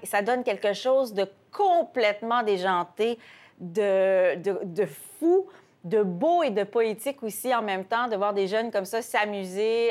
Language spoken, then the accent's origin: French; Quebec, Canada; Et chez nous, au Québec aussi